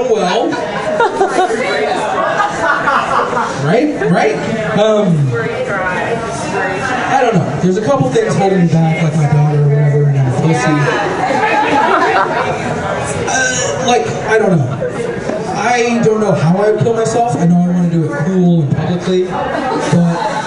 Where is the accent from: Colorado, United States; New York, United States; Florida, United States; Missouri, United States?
Colorado, United States; Denver; I'm from Denver